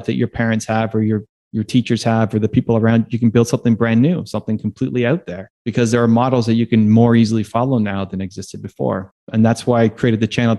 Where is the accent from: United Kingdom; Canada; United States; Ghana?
Canada; being a Canadian